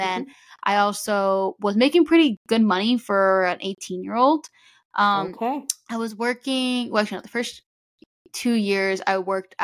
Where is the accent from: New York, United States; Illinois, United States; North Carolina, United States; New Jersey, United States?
New Jersey, United States; moved away as an adult; now in Florida, United States; I was born and raised in New Jersey, and then I moved to Florida when I started working for Disney